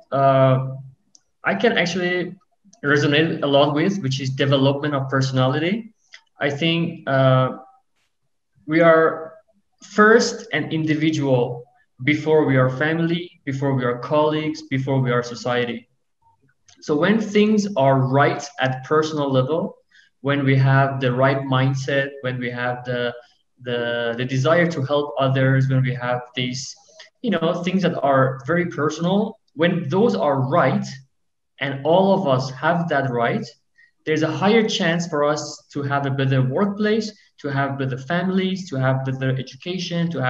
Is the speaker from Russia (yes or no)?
no; Iran